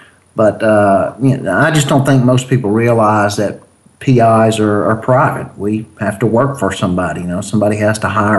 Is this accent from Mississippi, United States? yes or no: yes; Mississippi, United States; Yeah, I'm from Mississippi, so sometimes you explain things slow to me.